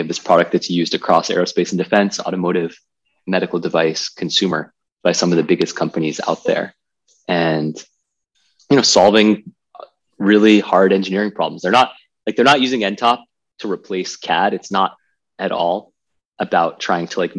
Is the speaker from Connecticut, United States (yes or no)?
yes; Connecticut, United States; born or raised there